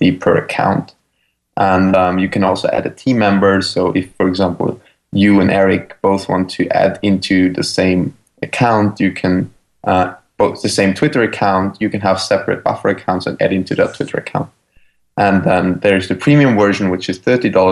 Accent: Vienna, Austria; moved away as an adult; now in San Francisco, United States; I'm from Austria, from Vienna, actually. And we both moved to San Francisco

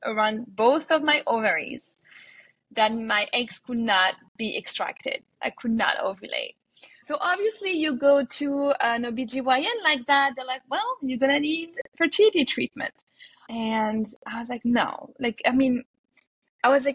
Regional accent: France; moved away as an adult; also born or lived in New York; now in United States; I was born in France

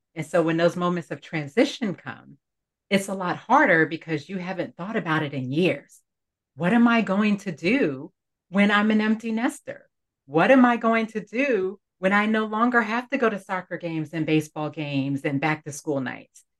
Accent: New York City, New York, United States; growing up in Brooklyn, New York

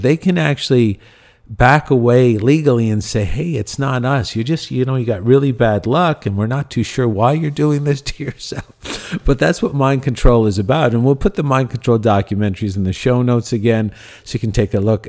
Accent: Cornwall, Ontario, Canada; my hometown of Cornwall, Ontario

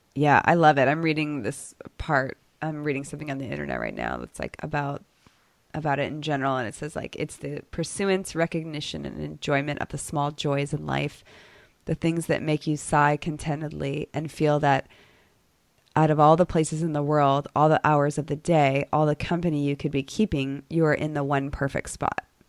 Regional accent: Chicago, Illinois, United States; also born or lived in Boston, Massachusetts; now in Dallas, United States; I grew up in Chicago and then a suburb of Boston

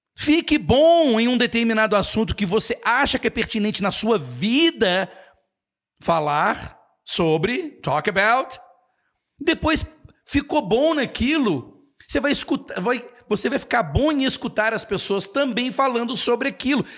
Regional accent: Brazil; also born or lived in United States; eu sou do Brasil

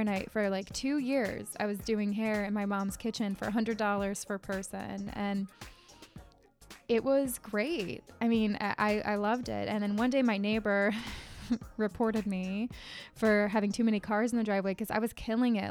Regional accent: Connecticut, United States; I'm from Connecticut, born and raised here

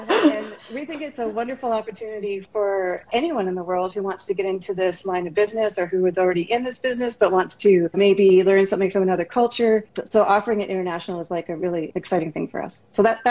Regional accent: Canada; moved away as an adult; now in California, United States; And I moved down to California from Canada, and together we ran Modern Masters for about 18 years.

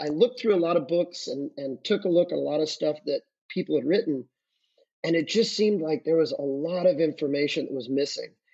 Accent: Santa Ynez, California, United States; the area where I grew up in San Ynez, Santa Barbara County

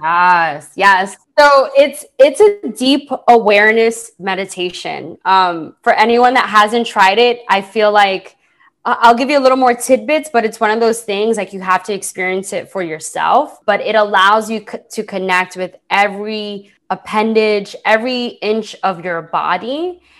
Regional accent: New York City, New York, United States; I'm a girl from the Bronx. that grew up in a single parent household

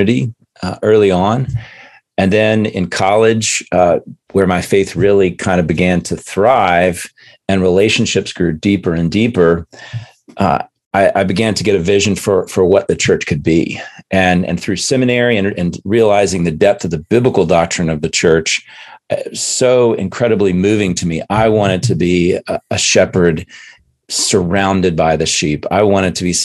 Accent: Chattanooga, Tennessee, United States; moved away; also born or lived in Chicago / Philadelphia; I grew up in Chattanooga

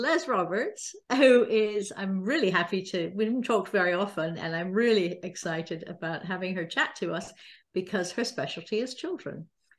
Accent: Salisbury, South West England, United Kingdom; moved away; I'd lived in Salisbury. I was born and raised in Salisbury.

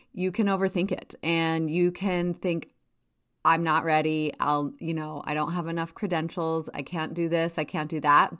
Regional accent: Jackson, Wyoming, United States; moved away as an adult; also born or lived in Washington, D.C.; I grew up in Jackson, and my family owned a small hotel.

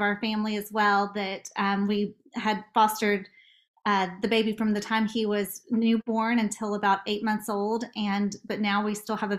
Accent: Nashville, Tennessee, United States; also born or lived in Los Angeles; We live in Nashville and I grew up here in Nashville

